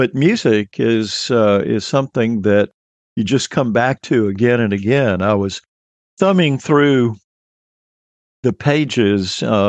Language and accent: English; Mobile, Alabama, United States; I was living in Alabama when the decade started in Mobile down on the Gulf Coast. And I was in junior high school, which is what we called it then, when the 1960s began.